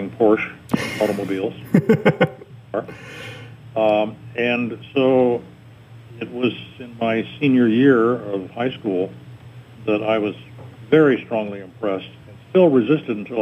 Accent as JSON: {"language": "English", "town": "Denver", "region": "Colorado", "country": "United States", "tie": "born or raised there", "also_born_or_lived": "Lincoln, Nebraska / Wyoming", "moved": "as an adult", "said": "I was born and raised in Denver"}